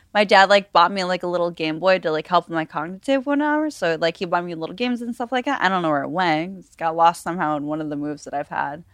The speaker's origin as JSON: {"language": "English", "town": "Buffalo", "region": "New York", "country": "United States", "moved": "yes", "lives_now": "Las Vegas, United States", "said": "I'm from Buffalo, New York originally"}